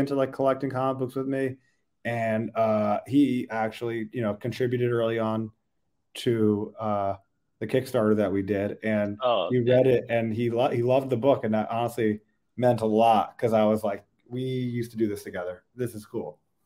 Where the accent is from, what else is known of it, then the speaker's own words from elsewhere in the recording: Long Island, New York, United States; now in Brooklyn, United States; I'm from Long Island